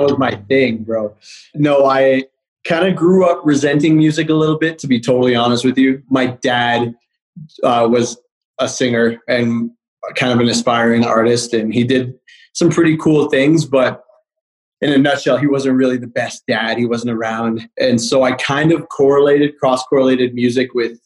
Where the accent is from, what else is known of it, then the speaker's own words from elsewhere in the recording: Calgary, Alberta, Canada; now in Toronto, Canada; I live in Toronto, but I'm from Calgary.